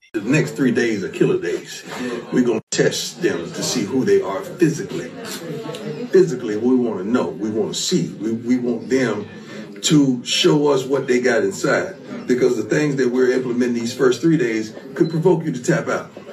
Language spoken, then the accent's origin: English; Dallas, Texas, United States; moved away as an adult; also born or lived in Arkansas; I'm from Dallas